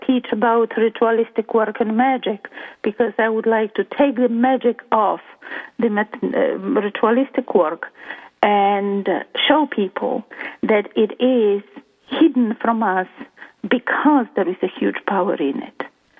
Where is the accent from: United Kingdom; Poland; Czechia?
Poland; English is a second language; moved away as an adult; now in Toronto, Canada; about 22 years ago, I came to Canada from Poland searching for, I guess, my place in life.